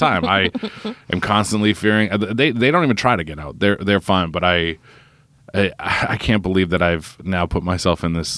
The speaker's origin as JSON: {"language": "English", "town": "Quincy", "region": "Massachusetts", "country": "United States", "said": "I'm from Wallison, which is a part of Quincy that I'm from"}